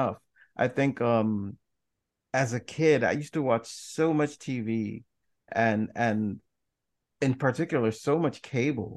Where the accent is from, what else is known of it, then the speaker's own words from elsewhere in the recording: New York City, New York, United States; I grew up in the Washington Heights section of Manhattan